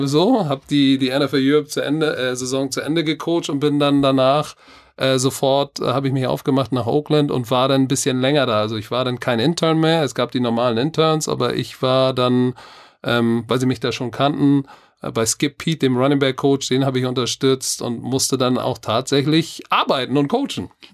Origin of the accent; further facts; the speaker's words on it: Germany; ich bin Deutscher